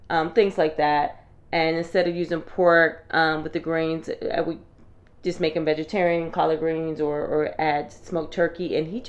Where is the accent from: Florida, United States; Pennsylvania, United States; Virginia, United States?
Pennsylvania, United States; Philadelphia; moved away; the food that I grew up on in Philly.